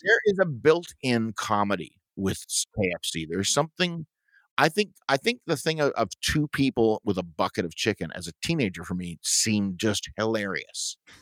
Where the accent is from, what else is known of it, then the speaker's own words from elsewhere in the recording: Toronto, Ontario, Canada; moved away as an adult; also born or lived in Syracuse area, New York; now in Syracuse, United States; what we would have in Toronto too, growing up in Scarborough, were these hydro fields